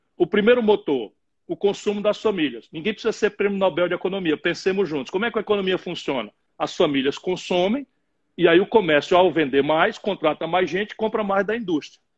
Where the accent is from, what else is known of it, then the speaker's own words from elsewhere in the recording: Sobral, Ceará, Brazil; also born or lived in Pindamonhangaba, São Paulo / Adamantina, São Paulo; Meu pai era, era prefeito em Sobral